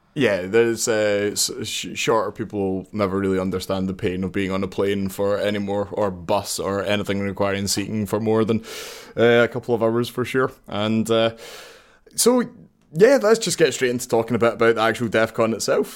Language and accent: English; Glasgow, Scotland, United Kingdom; I'm from Glasgow, obviously